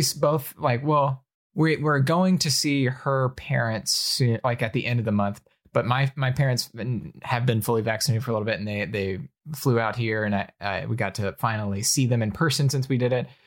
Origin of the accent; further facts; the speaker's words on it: Alabama, United States; moved away; I grew up in Alabama where there are, like, four Asian people